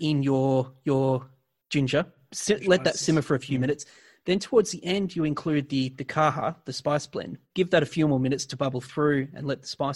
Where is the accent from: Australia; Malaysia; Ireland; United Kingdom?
Australia; as an Australian